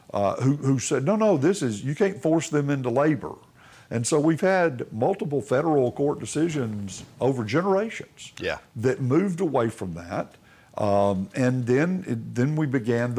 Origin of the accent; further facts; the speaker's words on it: Tuscaloosa, Alabama, United States; I grew up in Tuscaloosa